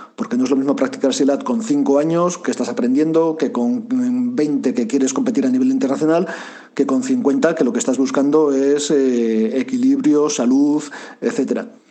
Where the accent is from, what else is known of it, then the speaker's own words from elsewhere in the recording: Basauri, Basque Country, Spain; yo soy un chavalito de Basauri